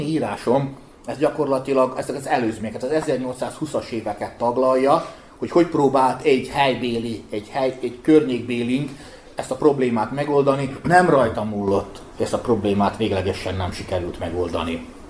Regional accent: Bačka Topola, Vojvodina, Serbia; én Topolyi származás születésű vagyok

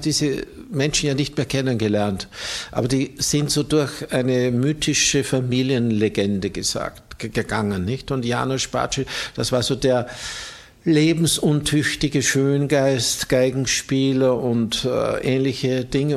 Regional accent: Austria; bei uns in Österreich

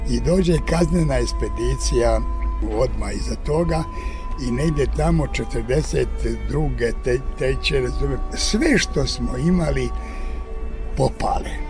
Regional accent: Gorjani, Zlatibor District, Serbia; između Užica i Požege u selu Gorjanima. Tamo ima negde preko 30 … gde smo mi dole u dolini Đetinje

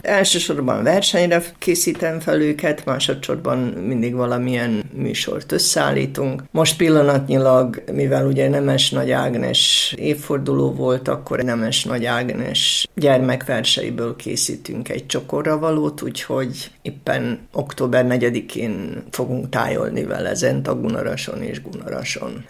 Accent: Subotica, Vojvodina, Serbia; én kint kisbajnokban laktam és éltem

